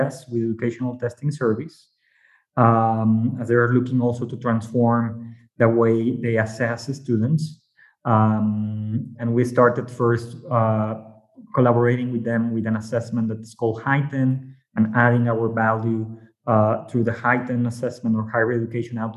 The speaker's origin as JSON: {"language": "English", "country": "Mexico", "second_language": "English", "said": "maybe by my accent, you might know I'm from Mexico"}